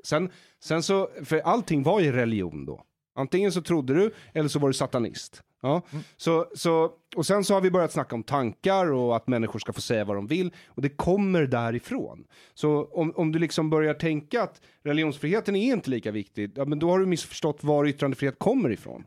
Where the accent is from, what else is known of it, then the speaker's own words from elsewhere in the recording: Solna, Stockholm County, Sweden; also born or lived in Israel; i Bergshamra där jag växte upp